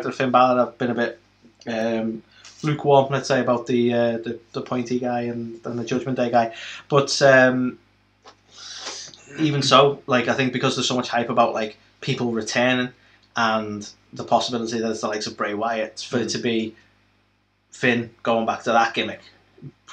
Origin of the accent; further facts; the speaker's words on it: United Kingdom; we're British